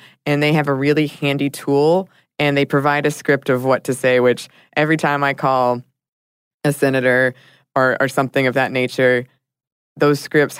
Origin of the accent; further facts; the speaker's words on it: Ireland; I am Irish, and as Ireland is a very small country, the vast majority of people have passports